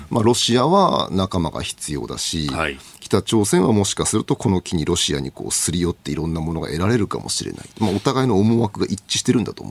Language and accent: Japanese; Matsudo, Chiba, Japan; now in Yokohama, Japan; まれ故郷の千葉県松戸市はいつ行っても変わんないんで